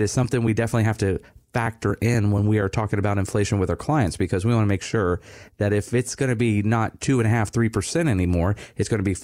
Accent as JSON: {"language": "English", "town": "Satellite Beach", "region": "Florida", "country": "United States", "tie": "born or raised there", "said": "My dad's still in the house that I grew up in here in Satellite Beach"}